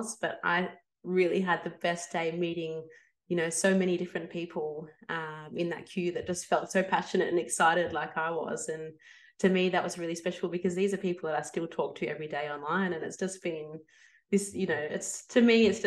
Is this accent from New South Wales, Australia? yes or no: no; Melbourne, Victoria, Australia; I come from Melbourne, Australia